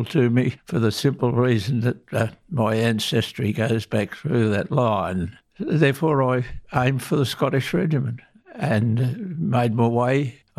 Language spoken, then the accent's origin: English; Essendon, Victoria, Australia; My mother, both my mother and father, lived within the precinct of Essendon and Moonee Ponds and in this district. I was born here.